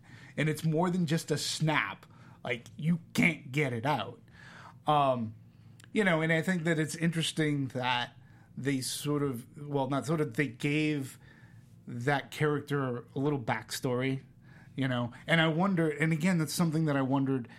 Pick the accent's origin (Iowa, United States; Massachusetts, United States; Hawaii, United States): Massachusetts, United States; Boston; growing up in Boston, high school, college, even my work years